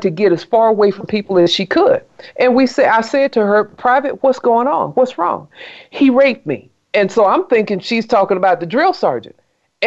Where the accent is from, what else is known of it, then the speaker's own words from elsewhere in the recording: South Carolina, United States; I grew up in South Carolina